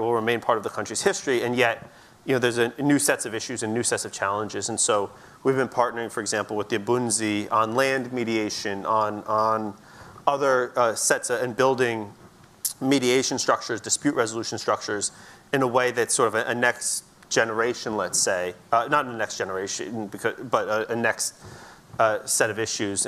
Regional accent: United States; we're sitting here in the U.S., I'm an American

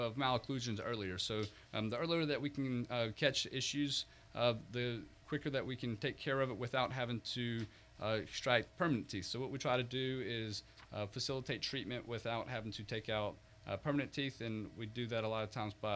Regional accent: South Mississippi, United States; moved away as an adult; also born or lived in Florida; now in Pensacola, United States; I grew up in South Mississippi

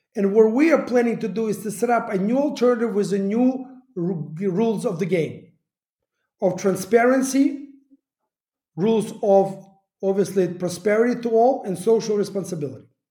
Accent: Kyiv, Ukraine; moved away; also born or lived in United States; I started my life here in Kiev

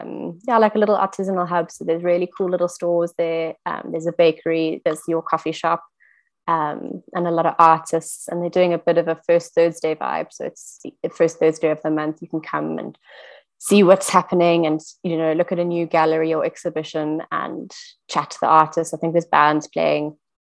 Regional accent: Johannesburg, Gauteng, South Africa; now in KwaZulu-Natal, South Africa; as I grew up in Joburg

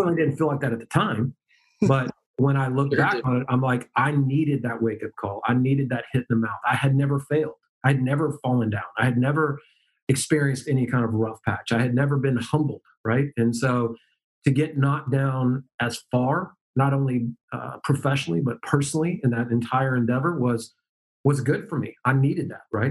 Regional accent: Dallas, Texas, United States; moved away; also born or lived in Memphis, Tennessee / Boca Raton, Florida; born and raised in Dallas, but lived in Memphis for 10 years

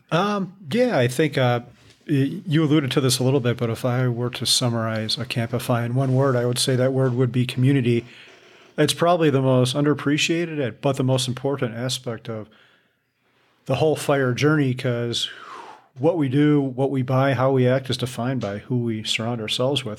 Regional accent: Midwest, United States; I'm from the Midwest

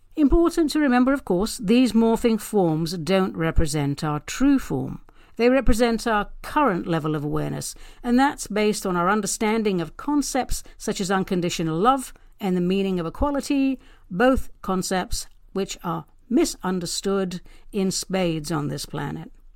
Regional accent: London, United Kingdom; now in Pacific Northwest, United States; I'm actually a Brit, a proud London girl, now living and working in the arboreal paradise that is the Pacific Northwest

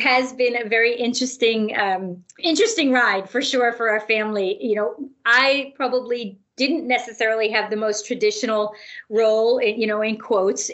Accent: Connecticut, United States; I have not left my hometown here in Connecticut since

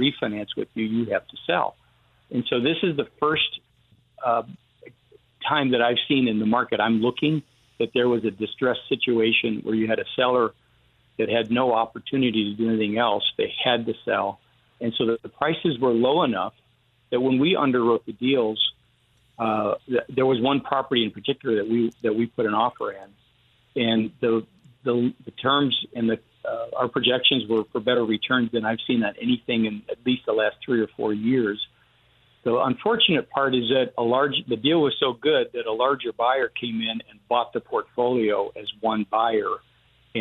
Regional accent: Western New York, United States; now in Houston, United States; I grew up in Western New York, so it's not near Buffalo

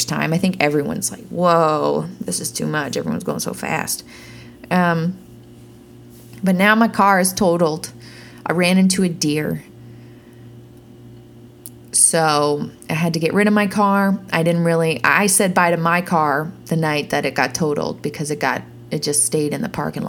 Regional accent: Peterborough, Ontario, Canada; moved away as an adult; also born or lived in Toronto; now in Nashville, United States; I bought that car in my hometown in Peterborough, Ontario

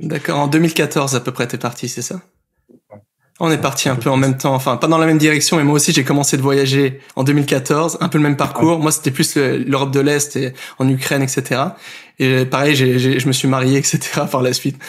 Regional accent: Burgundy, Bourgogne-Franche-Comté, France; moved away; je suis de Bourgogne

